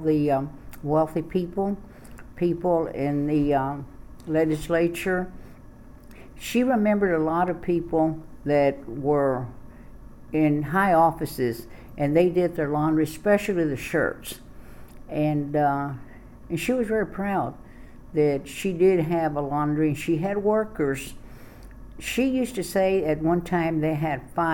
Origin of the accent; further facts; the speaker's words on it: Austin, Texas, United States; I was born here in Travis County in Austin, Texas